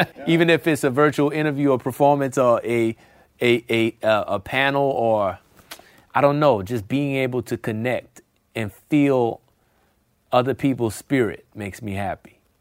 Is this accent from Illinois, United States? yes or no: no; New Orleans, Louisiana, United States; New Orleans, my hometown